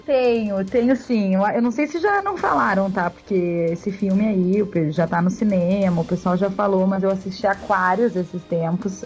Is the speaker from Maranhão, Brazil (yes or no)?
no; Porto Alegre, Rio Grande do Sul, Brazil; moved away as an adult; now in São Paulo, Brazil; Sou de Porto Alegre, mas já faz cinco anos que eu moro aqui em São Paulo